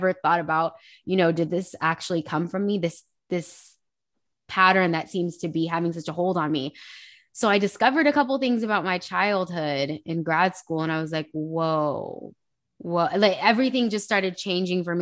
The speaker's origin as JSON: {"language": "English", "town": "Hayward", "region": "California", "country": "United States", "tie": "born or raised there", "also_born_or_lived": "Union City", "said": "So I originally I kind of hopped around a lot as a kid. Um, I spent some time in Hayward, Union City. It, it's literally like a slew of cities, but um, the Bay Area."}